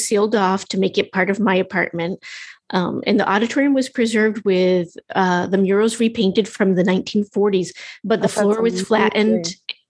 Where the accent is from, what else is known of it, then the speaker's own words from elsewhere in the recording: Massachusetts, United States; moved away as an adult; also born or lived in California; moved back to my hometown in Massachusetts